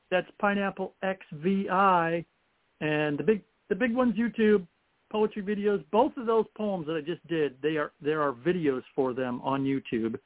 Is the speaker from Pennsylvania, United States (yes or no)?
no; Toledo, Ohio, United States; I was born in Toledo in the middle of May